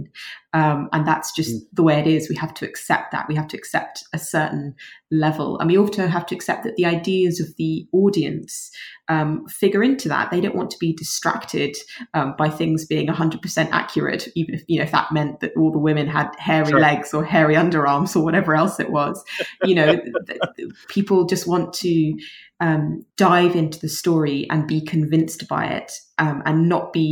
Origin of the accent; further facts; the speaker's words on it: London, United Kingdom; born and bred in London, and this is where I grew up